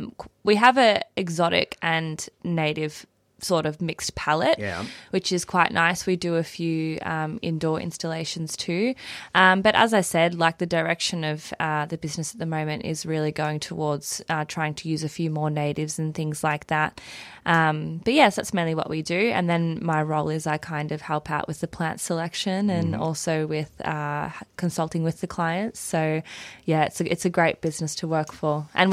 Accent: Dandenong Ranges, Victoria, Australia; I'm from the Mount Dandenong Ranges.

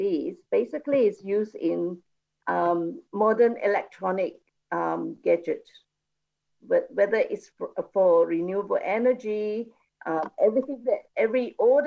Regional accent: Kuantan, Pahang, Malaysia; And Kuantan is my hometown.

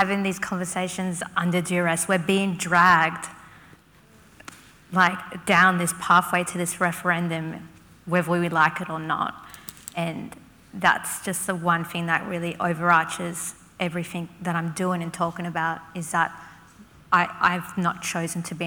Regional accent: Canberra, Australian Capital Territory, Australia; I'm a Ngambrinonal Wiradjuri woman. I'm from Canberra

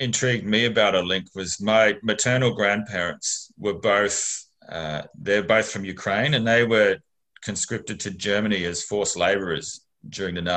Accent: Mount Gambier, South Australia, Australia; I grew up in Mount Gambier. So that's a reasonably conservative regional town in rural South Australia

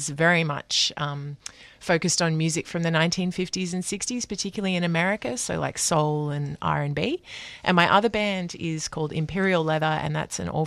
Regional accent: Brisbane, Queensland, Australia; moved away as an adult; now in Melbourne, Australia; I grew up in Brisbane and I moved here 15 years ago.

